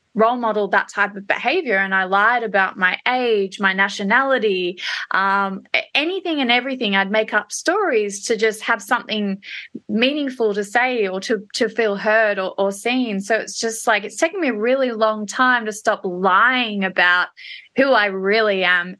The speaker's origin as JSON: {"language": "English", "town": "Melbourne", "region": "Victoria", "country": "Australia", "tie": "born or raised there", "also_born_or_lived": "Perth, Australia / London", "said": "I'm a Melbourne girl at heart, although I was born and bred in Perth"}